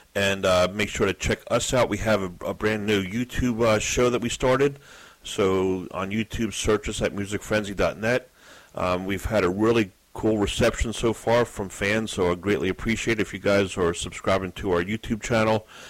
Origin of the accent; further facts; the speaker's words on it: Philadelphia, Pennsylvania, United States; my hometown of Philadelphia